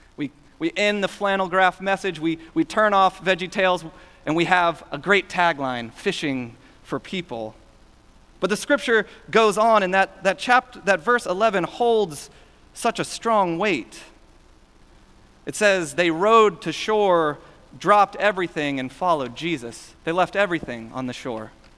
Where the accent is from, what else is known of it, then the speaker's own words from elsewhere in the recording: Houston, Texas, United States; Growing up in Houston